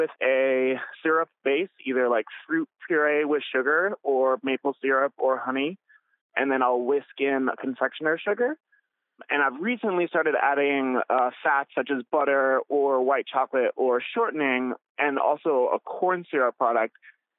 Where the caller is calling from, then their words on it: Rochester, Minnesota, United States; Rochester, Minnesota.